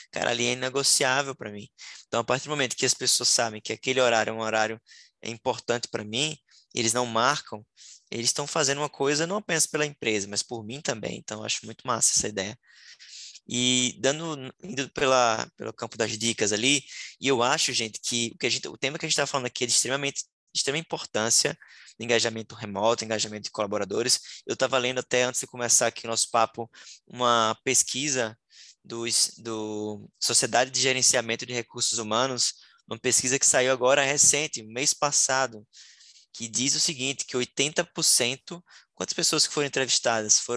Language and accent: Portuguese; Northeast Region, Brazil; Eu, como nordestino, né? lembro agora do São João